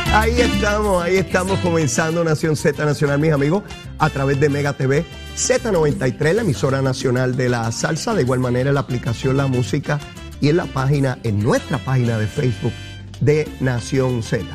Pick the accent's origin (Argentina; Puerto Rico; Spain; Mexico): Puerto Rico